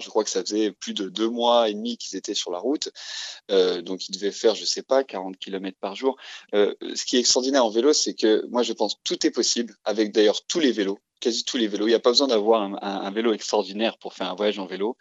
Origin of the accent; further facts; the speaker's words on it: Dijon, Bourgogne-Franche-Comté, France; je suis originaire de Dijon